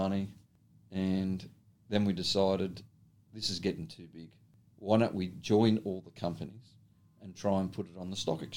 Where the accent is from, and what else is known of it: Australia